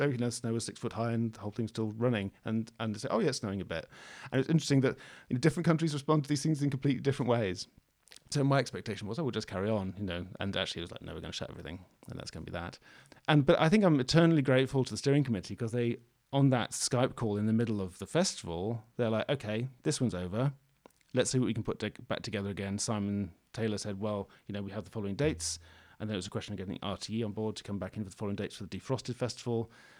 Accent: Scotland, United Kingdom; Because, of course, I come from Scotland, right? So, you know, there's things like snowplows and people don't really care too much about the snow.

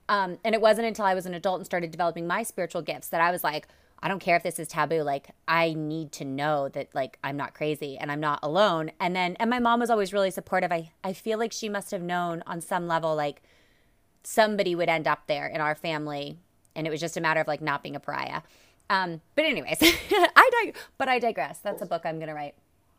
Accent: Alaska, United States; So I grew up in Alaska. My mom and dad were in the military, and so that's how we ended up living in Alaska.

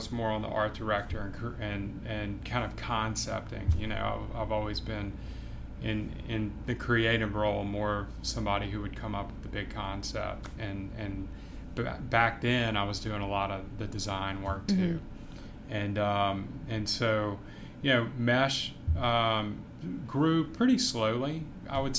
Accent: Baton Rouge, Louisiana, United States; also born or lived in Savannah; I grew up here in Baton Rouge

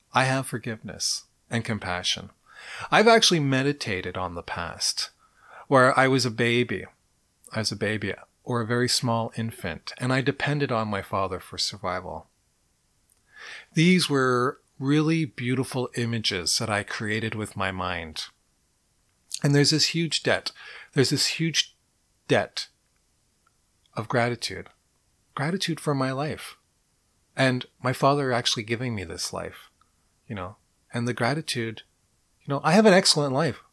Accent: Montreal, Quebec, Canada; I was born in Montreal. And I lived on Oxford Avenue in N D G

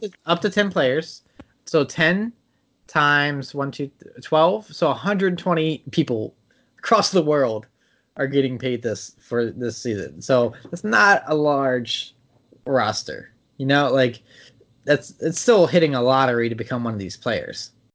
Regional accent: Maryland, United States; I'm from Maryland

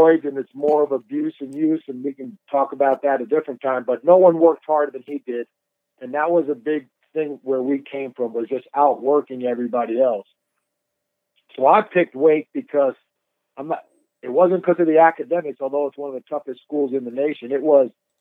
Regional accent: New York, United States; moved away; also born or lived in Winston-Salem, North Carolina; I'm from New York

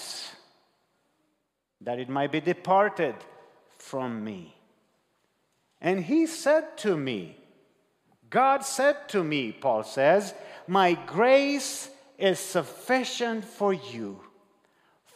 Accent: Romania; moved away; I was brought up in Romania, and we have different cultural upbringing

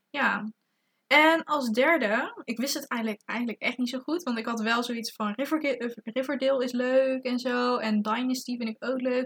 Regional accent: Zeeland, Netherlands; moved away as an adult; now in Tilburg, Netherlands; eigenlijk uit Zeeland kom. Maar ondertussen ook gewoon in het eh, interessante Tilburg woon.

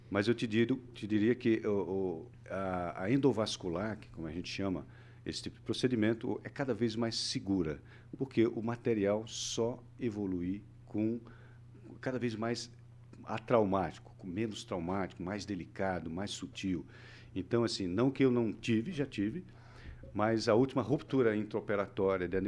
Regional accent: Northeast Region, Brazil; also born or lived in Southeast Brazil; venho de uma cultura diferente mesmo mesmo sendo brasileiro vim do nordeste tudo bem, passei anos pelo Sudeste, hoje estou aqui no Paraná.

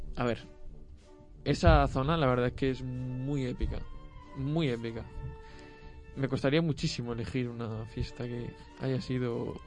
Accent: Sahagún, Castile and León, Spain; no es porque sea mi pueblo, pero la fiesta de San Juan de Sagún

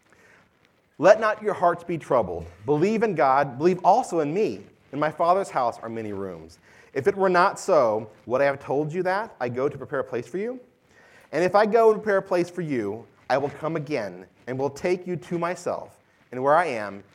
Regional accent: Louisiana, United States; now in San Antonio, United States; When I was a kid growing up in Louisiana

